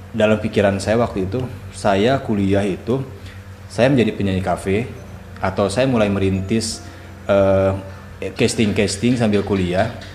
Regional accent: Bandung, West Java, Indonesia; moved away; also born or lived in Raja Ampat, Papua; aslinya dari Bandung

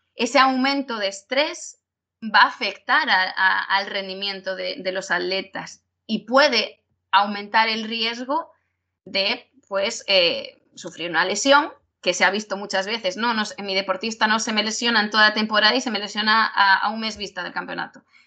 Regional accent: Galicia, Spain; nosotros somos gallegos y es depende. Nosotros en Galicia usamos mucho el depende

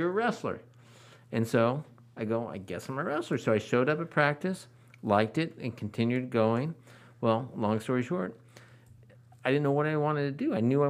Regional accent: Livermore, California, United States; they moved here to Livermore. And so they started raising a family. I came along. I was born here, went to Livermore schools. I went to Rio Seco, go Colts. Went to East Avenue, go Dolphins. And then I went to Livermore High.

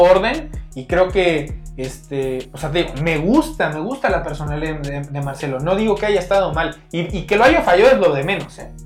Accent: Mexico; nosotros como, como mexicanos

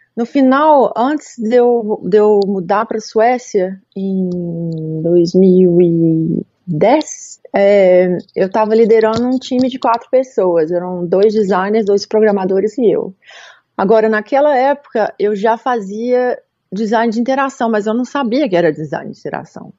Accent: Belo Horizonte, Minas Gerais, Brazil; moved away as an adult; also born or lived in Munich, Germany / Gothenburg, Sweden; eu comecei em BH, eu sou de BH

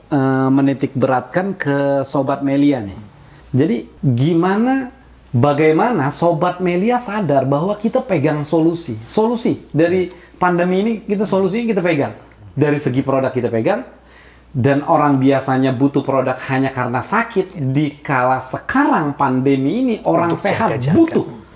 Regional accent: Jakarta, Indonesia; lo orang Jakarta gue orang Jakarta

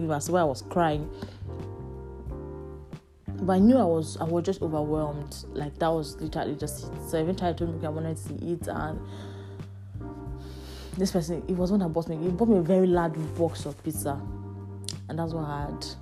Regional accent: Nigeria; moved away as an adult; also born or lived in Lagos; now in Manchester, United Kingdom; a fellow Nigerian

